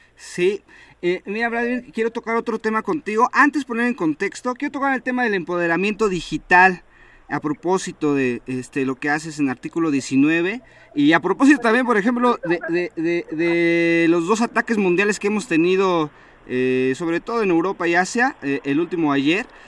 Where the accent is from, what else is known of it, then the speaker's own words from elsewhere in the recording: Mexico; nosotros como ciudadanos mexicanos